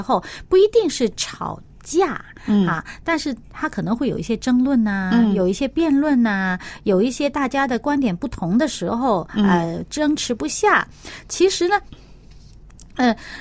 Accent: China; 我们中国人有一句话，呃，叫做“人贵有自知之明“

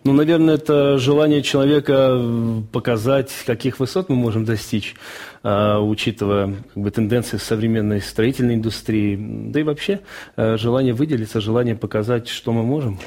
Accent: Baku, Azerbaijan; moved away; also born or lived in Rostov Oblast, Russia; я жил в Баку, я родился в Баку, и в 1987 году начались межнациональные трения, и в 1989 году мы всей семьей вынуждены были уехать из города.

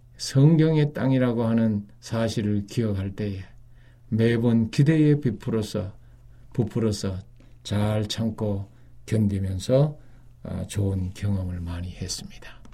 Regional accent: South Korea; moved away; 저는 이제 외국에 그 오래 사는 동안에 여러 외국인 사람들이 우리 한국인들에게 이 접근해 왔습니다

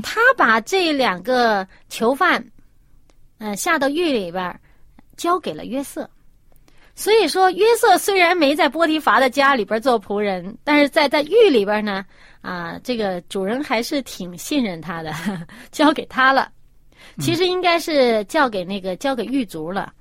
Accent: China; 我们中国人

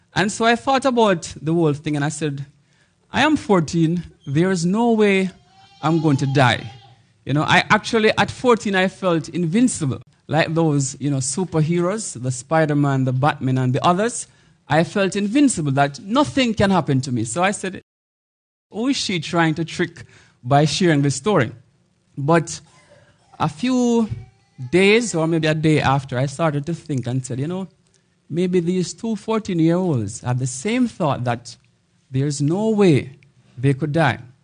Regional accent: Jamaica; So I am from Jamaica, which is dubbed the homeland of reggae music.

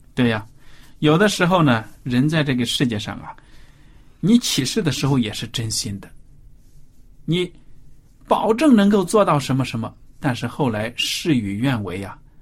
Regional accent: China; 如果比如说我们现在中国人，作为中国人遭到了外敌的入侵

